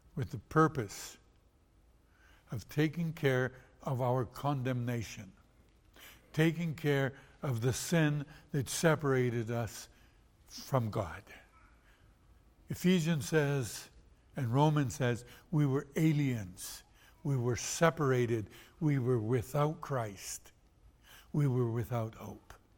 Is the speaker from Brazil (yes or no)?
yes; Brazil; moved away; I was born in Brazil.